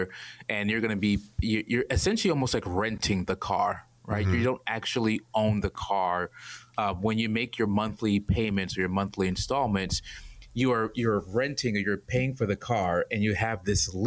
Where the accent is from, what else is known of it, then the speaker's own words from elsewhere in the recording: New York City, New York, United States; moved away as an adult; now in Atlanta, United States; Born and raised in Brooklyn, New York.